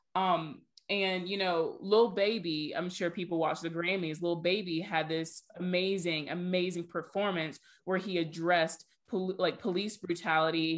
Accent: Georgia, United States; we're all from Georgia. We went to school very close to Atlanta.

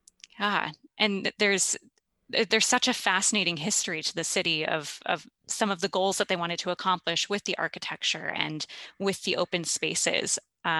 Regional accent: Minnesota, United States; also born or lived in Brazil; It was like, "What state are you from?" And I'm like, "Well, Minnesota."

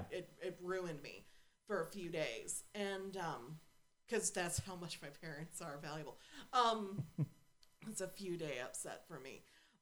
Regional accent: the South, United States; I mean, we grew up in the South

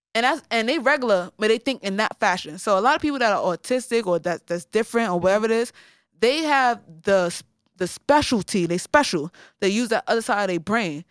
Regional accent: New York City, New York, United States; now in Brooklyn, United States; I'm from the Bronx

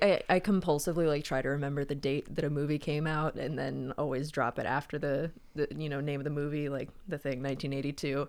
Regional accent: Wilmington, North Carolina, United States; it was filmed in my hometown

